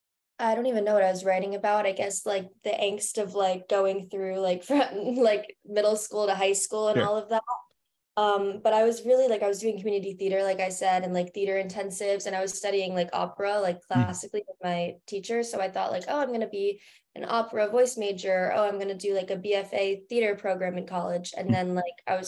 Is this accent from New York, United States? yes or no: yes; Garden City, New York, United States; moved away as an adult; now in Miami, United States; I was born and raised in Garden City. So Long Island, New York